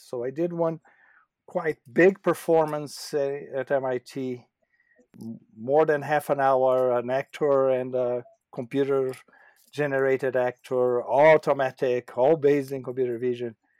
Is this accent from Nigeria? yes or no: no; Brazil; moved away as an adult; also born or lived in São Paulo / Japan; I was in Brazil for most of my formative years.